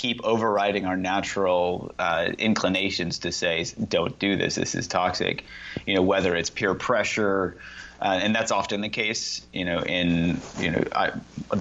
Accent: Indiana, United States; I grew up in Indiana

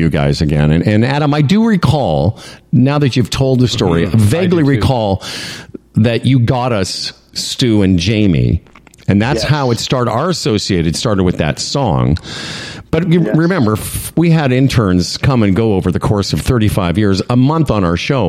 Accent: Moose Jaw, Saskatchewan, Canada; I'm from Moose Jaw

